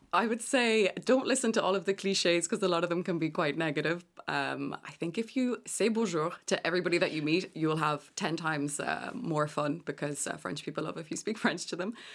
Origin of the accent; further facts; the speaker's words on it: Galway, Connacht, Ireland; I'm from Galway